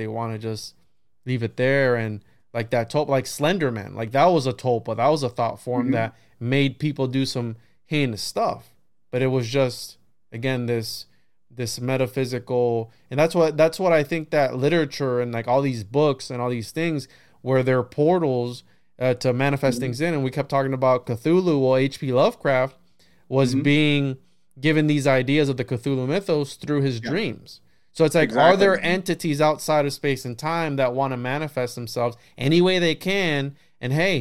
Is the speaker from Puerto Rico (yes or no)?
yes; Puerto Rico; moved away; I remember growing up in Puerto Rico, I was probably 6 or 7 years old